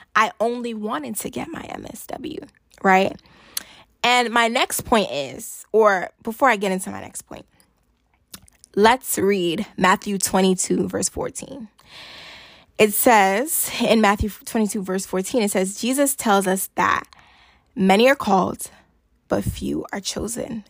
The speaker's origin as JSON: {"language": "English", "country": "Nigeria", "said": "I'm Nigerian"}